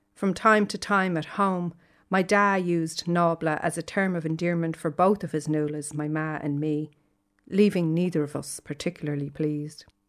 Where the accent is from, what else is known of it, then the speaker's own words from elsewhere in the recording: Dublin, Leinster, Ireland; now in Galway, Ireland; I live in Galway, but I'm from Dublin originally